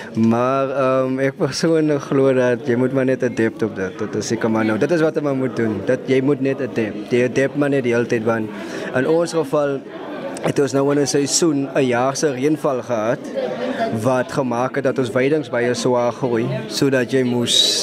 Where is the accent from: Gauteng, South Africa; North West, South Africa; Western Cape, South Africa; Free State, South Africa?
Western Cape, South Africa; Voorstekraal, Genadendal; ek is van Voorstekraal in Nettendal